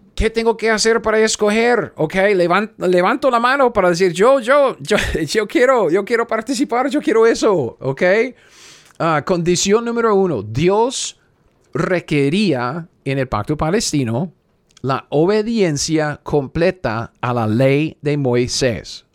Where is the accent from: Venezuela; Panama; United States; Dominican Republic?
United States; Spanish is a second language; yo soy gringo.